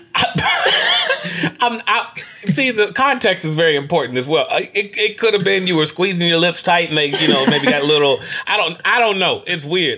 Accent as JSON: {"language": "English", "region": "Kentucky", "country": "United States", "said": "I'm from Kentucky"}